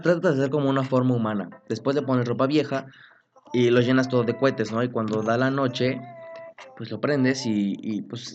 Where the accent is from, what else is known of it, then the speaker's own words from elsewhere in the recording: Apizaco, Tlaxcala, Mexico; moved away; yo nací en Tlaxcala, Apizaco, Tlaxcala, y vivía ahí un buen tiempo. Cuando yo me vine a vivir para acá